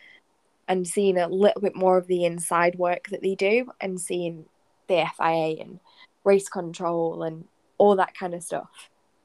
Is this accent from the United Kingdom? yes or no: yes; United Kingdom; being British